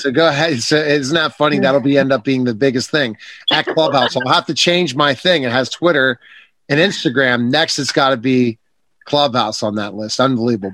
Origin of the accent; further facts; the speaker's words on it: Pittsburgh, Pennsylvania, United States; I'm from Pittsburgh